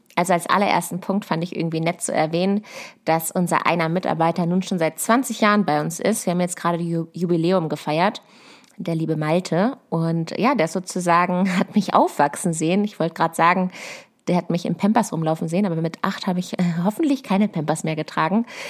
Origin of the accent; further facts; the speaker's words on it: Lower Saxony, Germany; also born or lived in Berlin; bei uns in Niedersachsen auf einem Ackerbaubetrieb.